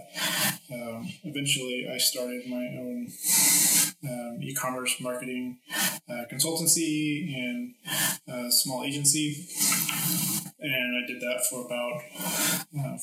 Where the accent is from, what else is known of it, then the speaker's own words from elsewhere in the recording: United States; moved away; I'm originally from the States